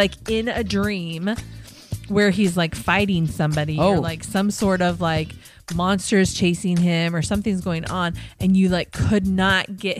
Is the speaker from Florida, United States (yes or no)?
no; Modesto, California, United States; born or raised there; moved away